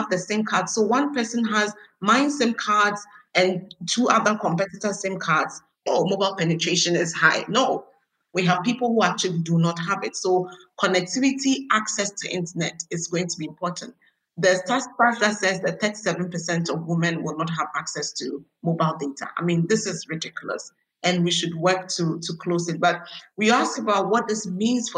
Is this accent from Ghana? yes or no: yes; Ghana; I was born, bred, schooled in Ghana, all the way from my degree to my master's